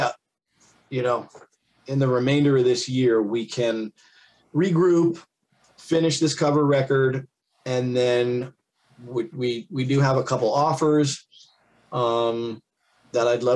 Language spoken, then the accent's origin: English; New Jersey, United States; now in Las Vegas, United States; I'm from Jersey